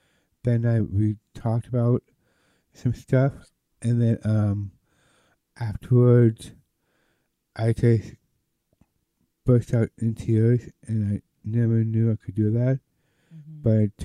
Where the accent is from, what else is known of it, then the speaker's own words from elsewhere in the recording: Denver, Colorado, United States; Well, I'm actually from Denver, Colorado.